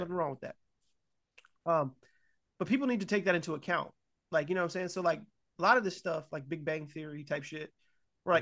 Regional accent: California, United States; moved away; also born or lived in Ohio; they moved to California. I was born in California

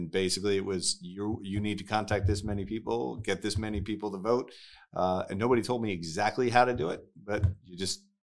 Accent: New Jersey, United States; Born and raised in New Jersey. Spent almost all my days in New Jersey. Northwest Jersey. Went to Warren Hills High School.

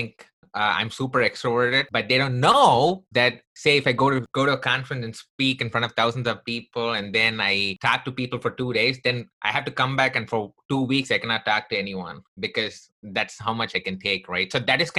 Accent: Chennai, Tamil Nadu, India; also born or lived in Texas; now in United States; I grew up in the southern part of India from a place called Chennai.

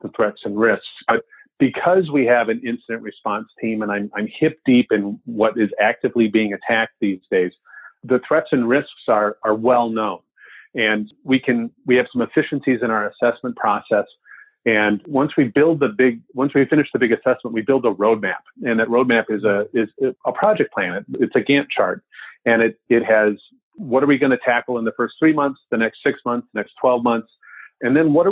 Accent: Wisconsin, United States; I'm from Wisconsin

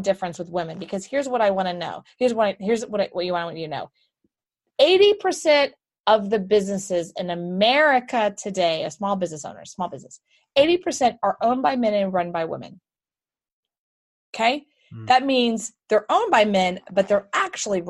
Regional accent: Houston, Texas, United States; moved away; Houston, Texas.

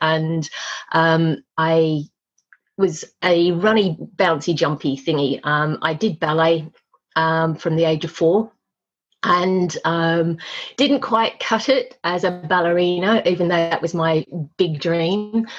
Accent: Australia; So I grew up in Australia, but I am actually British. Mum and Dad emigrated with … when I was 18 months, and I grew up in Australia.

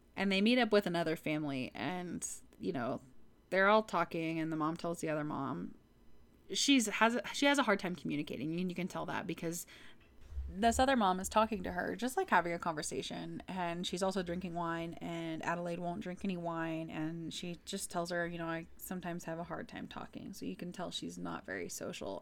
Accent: Texas, United States; I'm from Texas

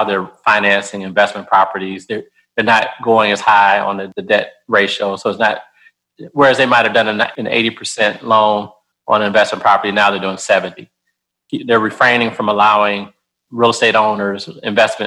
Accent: Detroit, Michigan, United States; moved away as an adult; also born or lived in North Carolina; now in Nashville, United States; I grew up in Detroit, Michigan, went to school in North Carolina.

